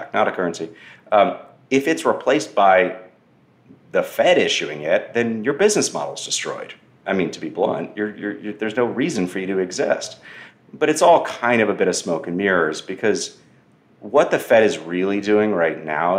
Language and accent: English; Austin, Texas, United States; my hometown of Austin